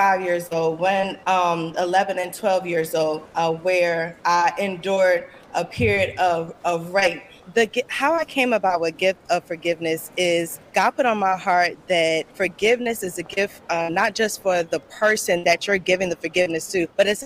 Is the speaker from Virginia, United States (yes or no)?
yes; Newport News, Virginia, United States; I'm from Newport News, VA 757